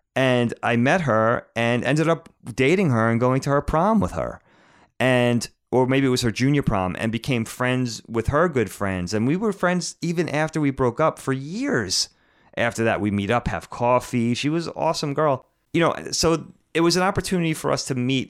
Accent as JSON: {"language": "English", "town": "Bellport", "region": "New York", "country": "United States", "tie": "born or raised there", "said": "I grew up in Bellport"}